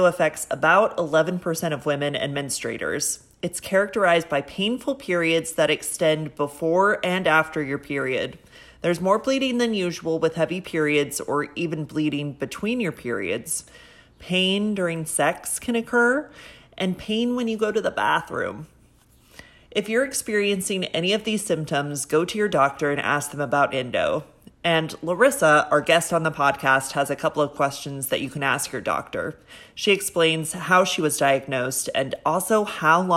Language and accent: English; San Diego, California, United States; now in New York, United States; I grew up in Southern California in San Diego.